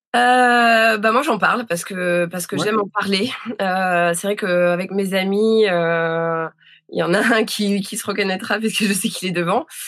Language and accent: French; Dunkirk, Hauts-de-France, France; moved away; je suis née, euh, je suis née à Dunkerque, j'ai grandi là-bas